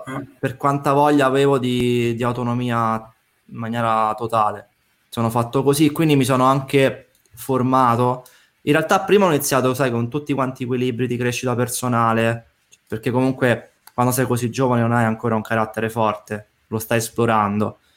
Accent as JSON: {"language": "Italian", "town": "Rome", "region": "Lazio", "country": "Italy", "moved": "as an adult", "lives_now": "Tuscany, Italy", "said": "mi sono trasferito in Toscana in quanto sono romano, ma ho fatto questa scelta di vita da quasi sei anni ormai"}